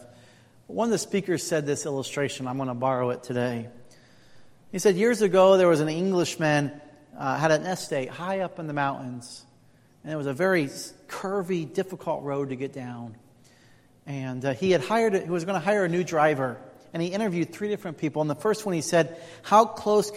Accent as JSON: {"language": "English", "region": "Indiana", "country": "United States", "tie": "born or raised there", "also_born_or_lived": "California", "moved": "yes", "said": "I grew up in Indiana."}